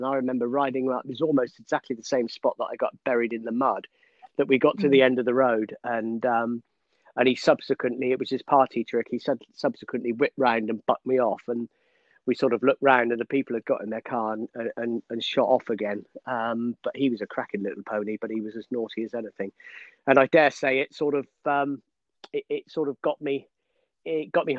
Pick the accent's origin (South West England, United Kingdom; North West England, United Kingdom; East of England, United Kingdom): South West England, United Kingdom; Somerset; now in Newmarket, United Kingdom; I grew up in Somerset on a dairy farm